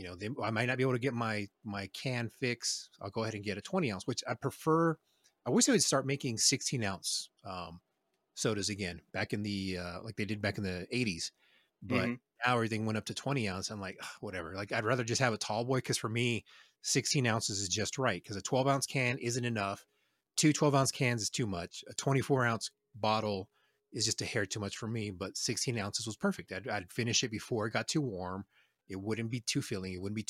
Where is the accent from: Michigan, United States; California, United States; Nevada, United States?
Nevada, United States; Reno; Yes, I'm from Reno. I'm not scared of talking about where I'm from.